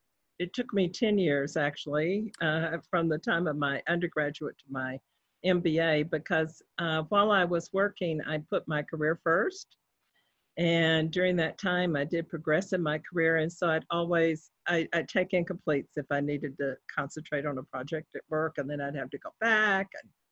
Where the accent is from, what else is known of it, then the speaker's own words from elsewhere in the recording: Bells, Texas, United States; It's called Bells, Texas, B-E-L-L-S, like bells ringing.